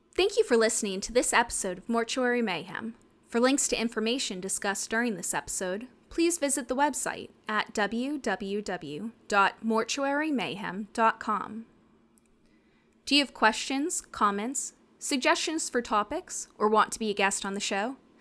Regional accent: Northeastern US, United States; us Northeastern people

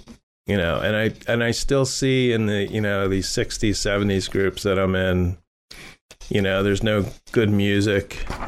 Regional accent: Ireland; And being Irish, I think that's great.

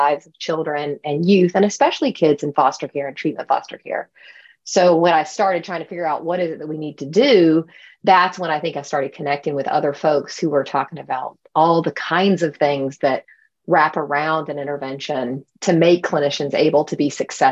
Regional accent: Albany, Georgia, United States; moved away; also born or lived in North Carolina; I'm from Albany, Georgia, which is a very small town in Southwest Georgia without a lot of resources itself

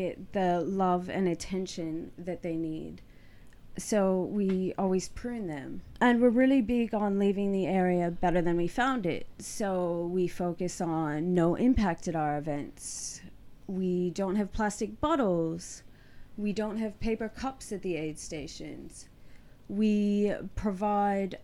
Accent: United States; now in Perth, Australia; I'm originally from the US and was in the military before

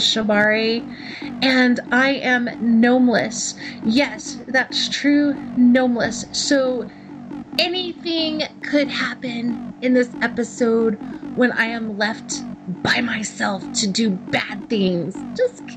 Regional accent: Texas, United States; accent: Texan; moved away; my home state. And then I start talking like a Texan

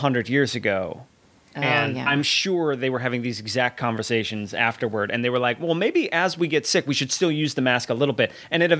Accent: Chicago, Illinois, United States; now in New York City, United States; I grew up in the Midwest, which is prone to tornadoes.

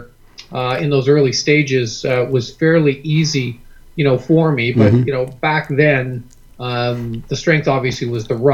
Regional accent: Canada; most Canadian kids who grew up in the late 60s and the 70s

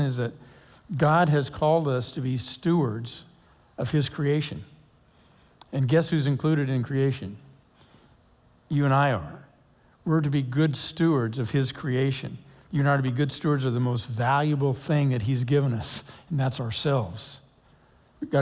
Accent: Lake Oswego, Oregon, United States; I grew up in Lake Oswego. I graduated from high school there, went on to Oregon State

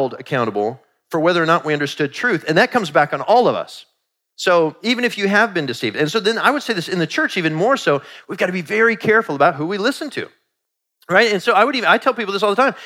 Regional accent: Kansas City, Missouri, United States; So Kansas City is actually my hometown. I was born in Kansas City, Missouri, at St. Joseph's Medical Center

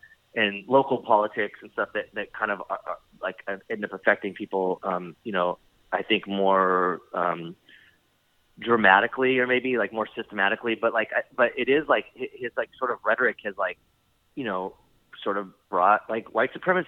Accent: San Diego, California, United States; growing up in San Diego and starting to play music, like when I started playing when I was 15, you know, a lot of it's not like Los Angeles

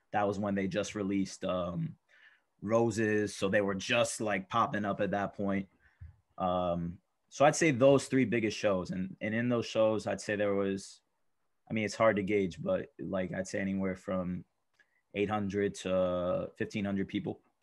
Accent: New York City, New York, United States; I come from Astoria, Queens, not too far away.

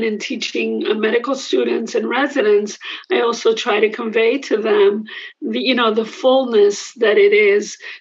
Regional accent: New York City, New York, United States; also born or lived in Puerto Rico; I grew up in Manhattan

